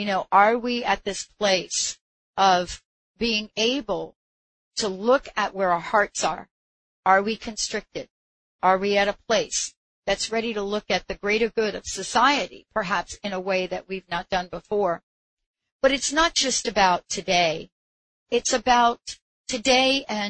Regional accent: New York, United States; I'm from New York

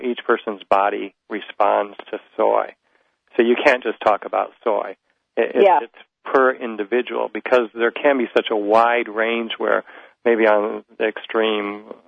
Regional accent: Midwest, United States; I'm just from the Midwest

